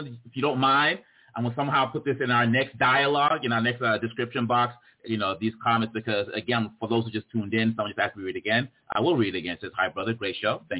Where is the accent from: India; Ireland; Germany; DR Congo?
DR Congo; also born or lived in Boston, United States; I was born and raised in the Congo. I wasn't born, you know, I grew up in the Congo and in Boston on the East Coast.